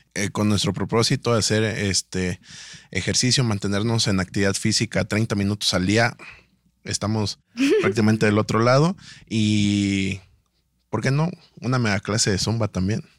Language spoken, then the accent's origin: Spanish; Tuxtla Gutiérrez, Chiapas, Mexico; vengo de Chiapas, de Tuxla Gutiérrez